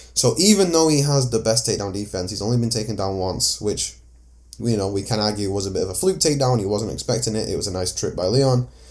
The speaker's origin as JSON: {"language": "English", "town": "Manchester", "region": "North West England", "country": "United Kingdom", "said": "I'm from Manchester"}